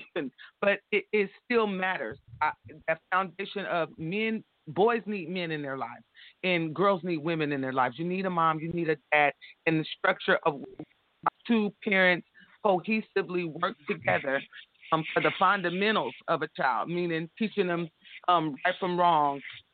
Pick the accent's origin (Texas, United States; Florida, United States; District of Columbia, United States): Florida, United States; Jacksonville; I was born in Jacksonville, but all my family is in Florida and Georgia